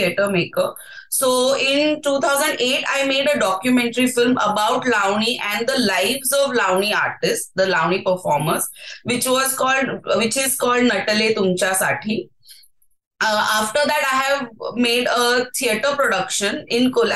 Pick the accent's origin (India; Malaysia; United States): India; Mumbai, Maharashtra; I'm from Bombay